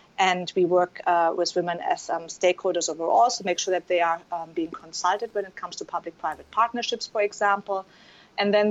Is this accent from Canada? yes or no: no; Germany; accent: German; English is a second language; moved away as an adult; also born or lived in Yemen; you can probably tell I'm German, given my accent